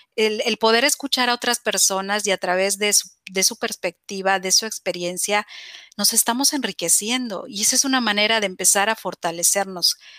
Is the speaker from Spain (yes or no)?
no; Mexico; en mi país